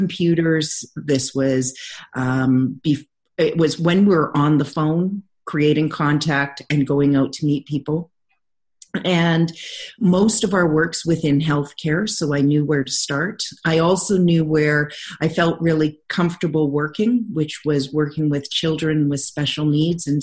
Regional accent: Lower Mainland, British Columbia, Canada; moved away as an adult; now in Calgary, Canada; graduating from my hometown in Lower Mainland, British Columbia, to moving to Calgary for my internship. And I just have never left here.

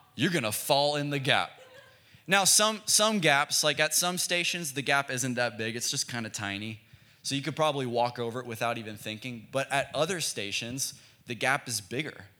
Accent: Frisco, Texas, United States; now in Oklahoma City, United States; We're from Dallas, Texas. We're from a suburb in Dallas called Frisco.

